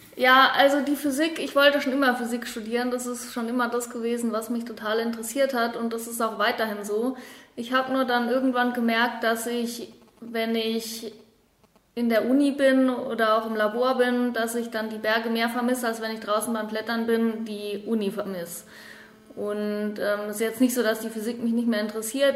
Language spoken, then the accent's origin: German; Heidelberg, Baden-Württemberg, Germany; also born or lived in Patagonia / Dolomites / Innsbruck; now in Allgäu, Germany; Ich komme ursprünglich aus Heidelberg